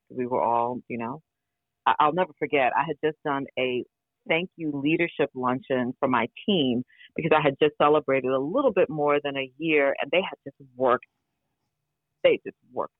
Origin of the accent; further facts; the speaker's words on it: New York, United States; I grew up impoverished in New York